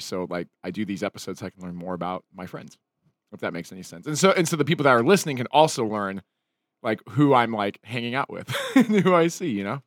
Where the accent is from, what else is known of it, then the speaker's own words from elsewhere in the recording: Utah, United States; I grew up in, like, a small town. I grew up in Utah